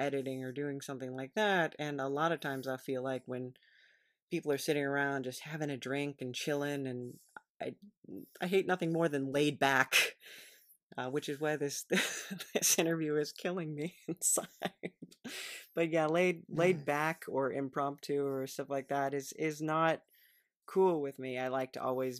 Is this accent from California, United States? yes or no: yes; California, United States; I am a Californian.